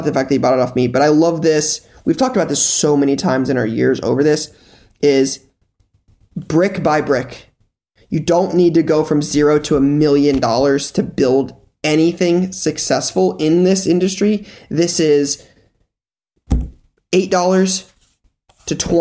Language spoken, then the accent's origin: English; Columbus, Ohio, United States; being born and raised in Columbus